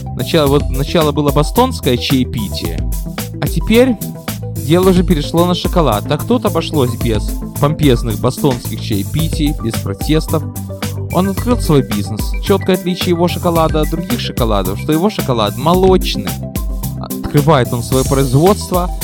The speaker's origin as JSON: {"language": "Russian", "town": "Odesa", "region": "Odesa Oblast", "country": "Ukraine", "tie": "born or raised there", "moved": "yes", "lives_now": "United States", "said": "родная Одесса"}